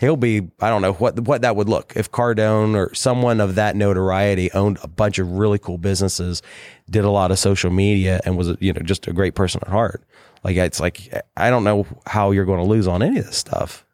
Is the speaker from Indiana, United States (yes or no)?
no; Southern Ohio, United States; everybody I grew up with in Southern Ohio